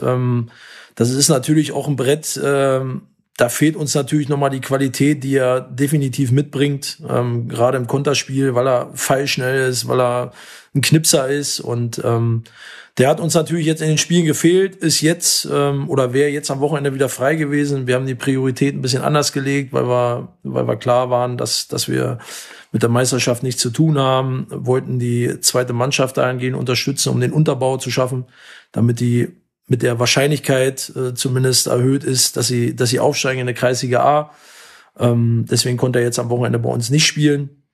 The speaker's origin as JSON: {"language": "German", "region": "Berlin", "country": "Germany", "tie": "born or raised there", "moved": "yes", "lives_now": "Essen, Germany", "said": "ist ja meine Heimat. Also in unmittelbarer Nähe vom vom Sportforum äh, bin ich aufgewachsen"}